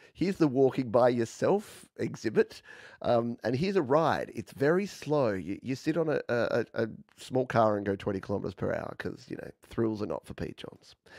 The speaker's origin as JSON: {"language": "English", "country": "Australia", "accent": "Australian", "said": "my weird Australian accent"}